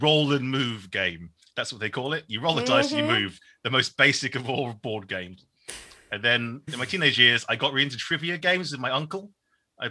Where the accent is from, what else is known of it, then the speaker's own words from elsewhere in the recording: Shoreham-by-Sea, South East England, United Kingdom; also born or lived in Norwich / London; I am Vietnamese-British. I was born in Shoreham-by-Sea